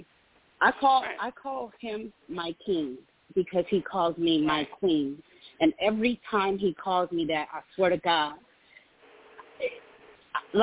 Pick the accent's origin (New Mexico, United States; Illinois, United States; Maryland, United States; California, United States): California, United States; now in Dallas, United States; I live in Texas. I'm from California.